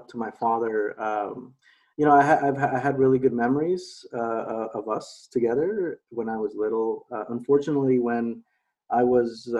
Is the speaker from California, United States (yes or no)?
yes; Los Angeles, California, United States; I was born and raised in Los Angeles, mm-hmm. in San Fernando Valley area for the most part